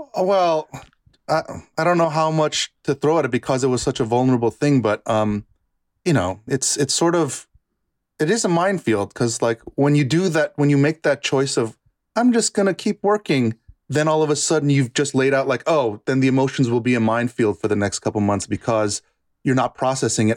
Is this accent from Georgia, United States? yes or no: no; New York, United States; also born or lived in Bronx / Westchester / Yonkers; I grew up in New York